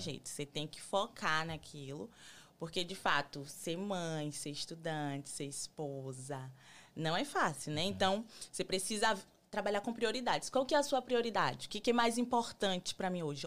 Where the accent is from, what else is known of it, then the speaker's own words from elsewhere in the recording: Salvador, Bahia, Brazil; moved away as an adult; now in United States; eu sou de Salvador, Bahia